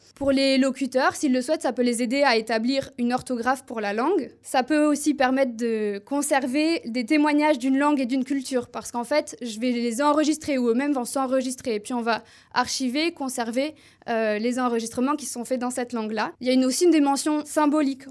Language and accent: French; Toulouse, Occitania, France; accent: southern French; first language French; j'ai appris le français du sud de la France, parce que je suis originaire de Toulouse.